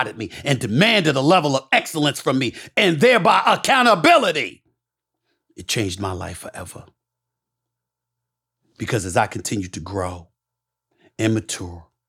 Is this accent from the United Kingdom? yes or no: no; New York City, New York, United States; also born or lived in Bronx, New York; born in the Bronx, raised in Hollis, Queens.